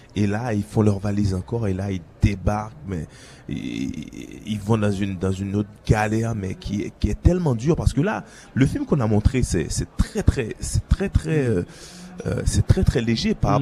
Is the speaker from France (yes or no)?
no; Haiti; en tant qu'haïtien, en tant qu'ambassadeur euh, du pays